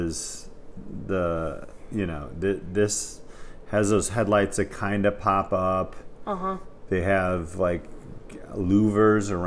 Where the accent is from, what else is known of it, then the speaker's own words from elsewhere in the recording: Indiana, United States; we're from Indiana. Well, I am